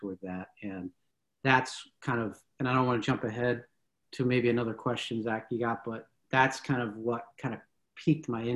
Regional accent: Philadelphia, Pennsylvania, United States; when I got to high school, we're from Philadelphia, and so I went to a high school just outside of Philly

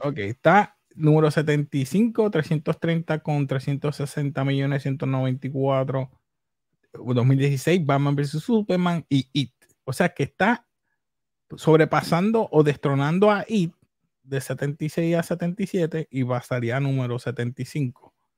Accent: Puerto Rico; soy puertorriqueño

